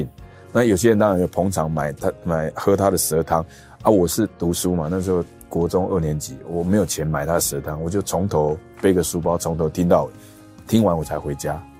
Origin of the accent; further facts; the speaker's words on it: Nantou County, Taiwan; also born or lived in Hsinchu; 那我是新竹出生的，呃，有一年我爸爸就调到中部的国中去当校长，啊、在南投，那我就全家就搬到南投。那南投那时候我刚好是小学一年级，要读小学一年级。